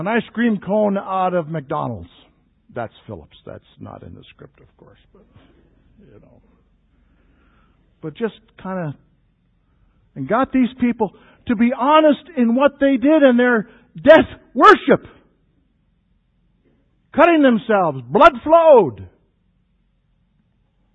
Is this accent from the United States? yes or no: no; Canada; the areas that I grew up in Canada